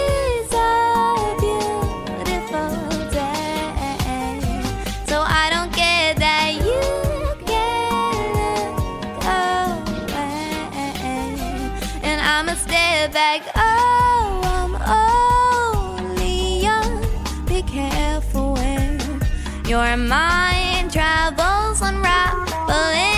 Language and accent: English; New Jersey, United States; New Jersey, my hometown